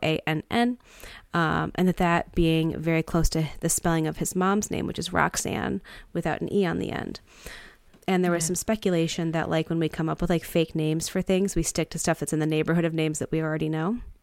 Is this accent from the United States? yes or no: yes; Detroit, Michigan, United States; growing up in Detroit